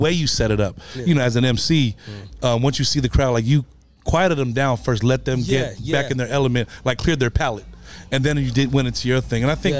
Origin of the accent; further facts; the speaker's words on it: California, United States; I'm from California.